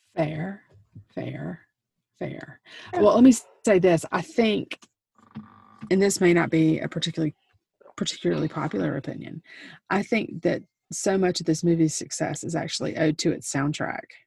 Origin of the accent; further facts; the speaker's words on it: South Carolina, United States; I'm from South Carolina.